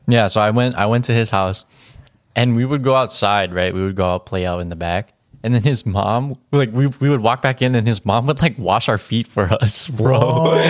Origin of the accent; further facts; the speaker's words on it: United States; there's not that many Filipinos in our hometown